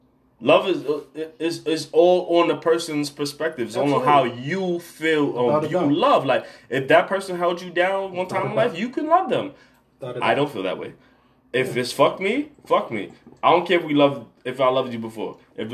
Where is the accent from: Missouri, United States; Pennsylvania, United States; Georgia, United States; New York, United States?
New York, United States; New York City; I'm from Tilden. I'm from the Bronx.